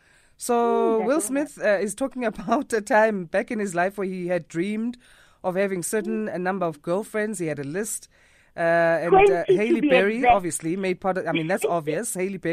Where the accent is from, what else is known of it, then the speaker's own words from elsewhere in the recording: Durban, KwaZulu-Natal, South Africa; I'm from Durban. Hi, guys. I'm South African.